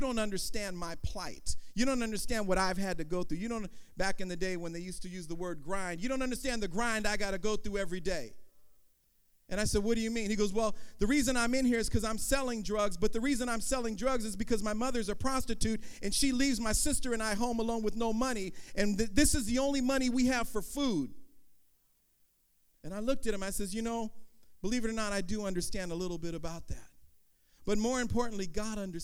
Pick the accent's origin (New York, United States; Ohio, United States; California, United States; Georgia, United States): California, United States; Oakland; also born or lived in San Francisco; I was born in Oakland in 1965